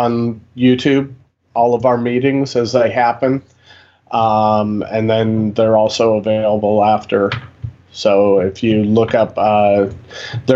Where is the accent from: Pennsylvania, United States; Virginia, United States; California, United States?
Virginia, United States; Northern; moved away as an adult; also born or lived in Nebraska; I grew up in Northern Virginia.